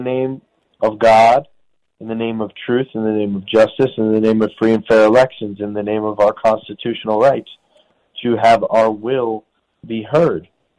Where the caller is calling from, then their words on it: Brooklyn, New York, United States; I'm calling from federal prison in Brooklyn, New York.